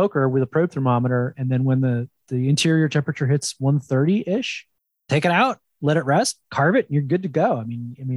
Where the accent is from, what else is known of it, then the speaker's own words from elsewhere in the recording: New Jersey, United States; up in the Northeast, I grew up in New Jersey